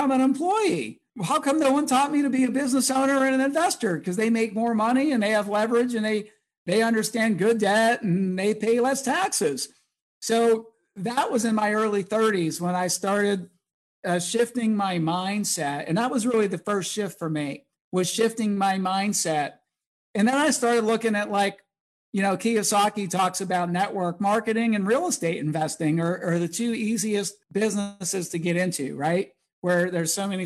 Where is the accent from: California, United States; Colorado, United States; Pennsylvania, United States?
Pennsylvania, United States; Pittsburgh; I grew up in Pittsburgh